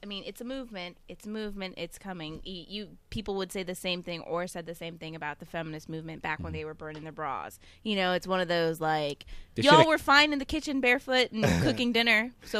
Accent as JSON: {"language": "English", "town": "New York City", "region": "New York", "country": "United States", "moved": "yes", "said": "I'm from the Big Apple."}